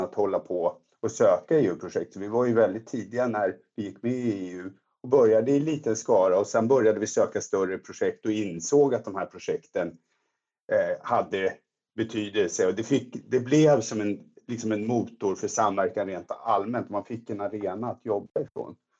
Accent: Stockholm area, Stockholm County, Sweden; moved away as an adult; now in Växjö, Sweden; Jag, jag är ju uppvuxen i Stockholmstrakten och kom hit då för ett antal år sedan

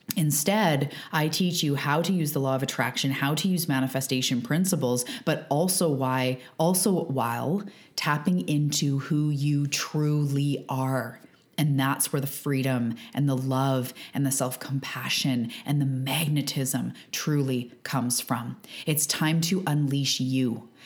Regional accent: Canada; I'm a Canadian living on the West Coast of Canada

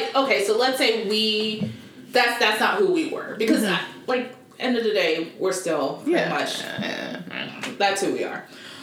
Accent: East Cobb, Georgia, United States; also born or lived in Oscoda, Michigan; I grew up in East Cobb. No, like, where are you from? I was born in Michigan. Pretty much like near Canada, Oscoda, however you say it.

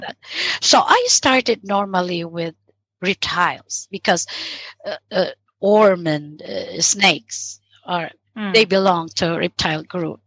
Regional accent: Philippines; moved away as an adult; also born or lived in Sweden; now in Lund, Sweden; my home country, which is the Philippines.

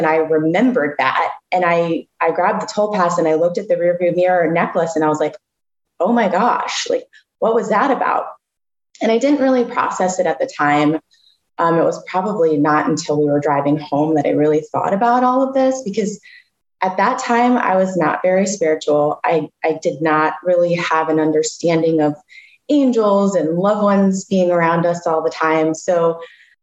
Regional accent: Florida, United States; I'm from Florida

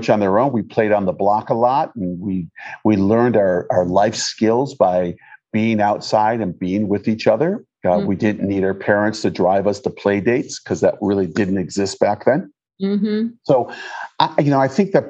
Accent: Detroit, Michigan, United States; moved away; I grew up in Michigan. I was born in Detroit, Michigan.

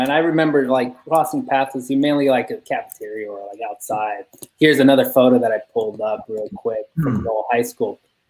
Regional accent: San Francisco, California, United States; first language Spanish; English is a second language; also born or lived in Mexico; I went to elementary school in Chinatown. Brown kid, spoke only Spanish to that. I was born and raised in San Francisco, moved to Mexico anyways, came back.

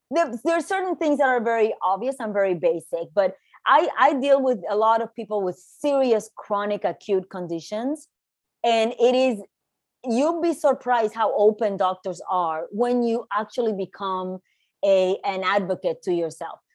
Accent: Puerto Rico; moved away as an adult; also born or lived in New York; I was born and raised in Puerto Rico. And I moved to New York in my early 20s

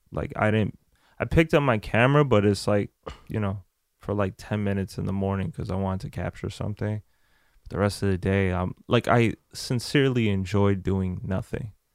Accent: France; moved away; I was born in France. I have family in France, so um, I went back to France.

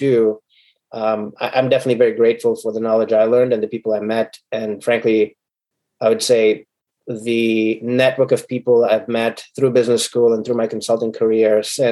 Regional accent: Sierra Leone; moved away as an adult; also born or lived in Ukraine; now in United States; So I'm an immigrant from Sierra Leone and Ukraine. My mother's Ukrainian, my dad's from Sierra Leone. When I came, my dad is a doctor in Sierra Leone, and I had assisted my dad in surgeries back in Sierra Leone

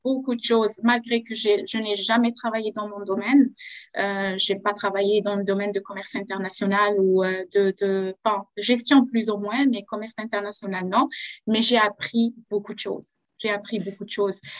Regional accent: Algeria; moved away as an adult; now in Quebec, Canada; je viens de l'Algérie

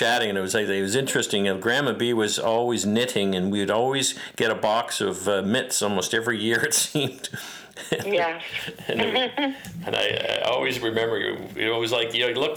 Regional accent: Mississauga, Ontario, Canada; when we grew up in Mississauga

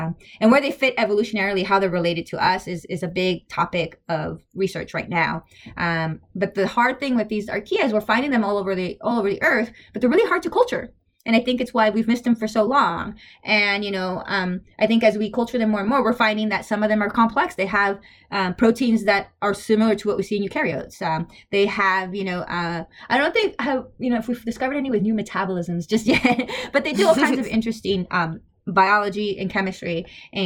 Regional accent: Los Angeles, California, United States; moved away as an adult; also born or lived in Urbana-Champaign / Boston; now in Stanford, United States; I was born and raised in Los Angeles

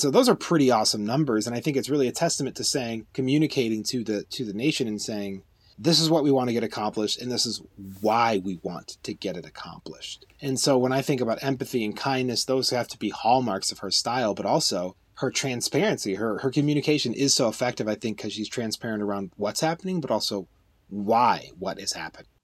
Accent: United States; as an American

